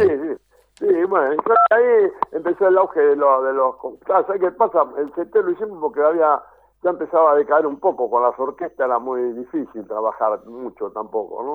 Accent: Rosario, Santa Fe, Argentina; now in Buenos Aires, Argentina; me fui a Rosario, porque yo soy de Rosario

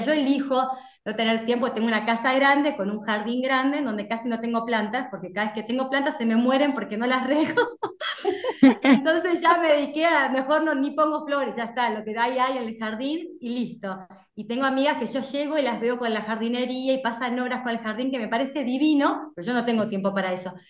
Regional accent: Buenos Aires, Argentina; moved away as an adult; now in Salta, Argentina; yo soy de Buenos Aires y somos mucho más abiertos

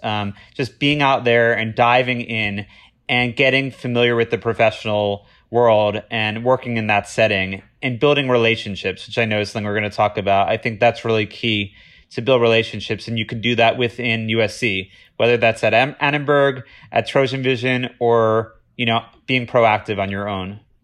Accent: Boca Raton, Florida, United States; moved away; I'm originally from Boca Raton, Florida

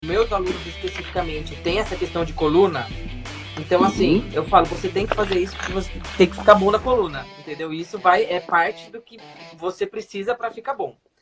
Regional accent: São Paulo, Brazil; Eu nasci em São Paulo, né, sempre morei aqui.

